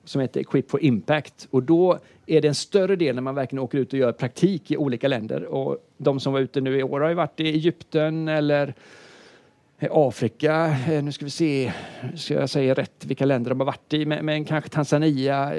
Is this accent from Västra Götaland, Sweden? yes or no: yes; Gothenburg, Västra Götaland, Sweden; jag är från Göteborg